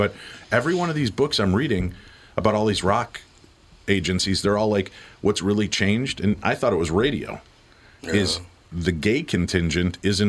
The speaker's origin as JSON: {"language": "English", "town": "Medinah", "region": "Illinois", "country": "United States", "tie": "born or raised there", "said": "I lived such an isolated life growing up in Medina, Illinois"}